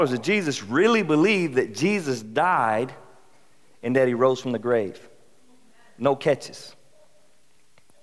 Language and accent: English; South Carolina, United States; we're from South Carolina